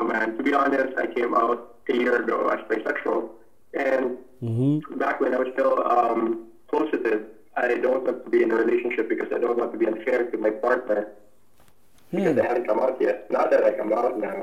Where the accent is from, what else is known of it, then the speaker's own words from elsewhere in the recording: Philippines; I'm from the Philippines